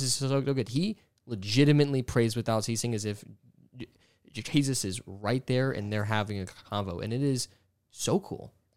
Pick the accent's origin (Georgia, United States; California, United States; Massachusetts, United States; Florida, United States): Georgia, United States; I grew up in Georgia